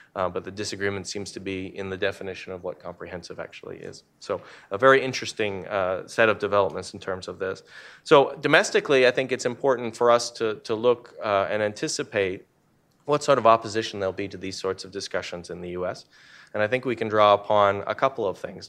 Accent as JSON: {"language": "English", "country": "Canada", "moved": "yes", "said": "Canada. uh, my home country"}